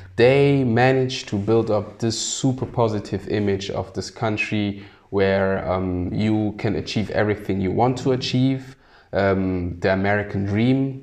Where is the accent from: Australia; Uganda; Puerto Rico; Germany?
Germany; also born or lived in Sierra Leone; a person who's born in Sierra Leone but grew up in Germany and doesn't actually look German, but is very German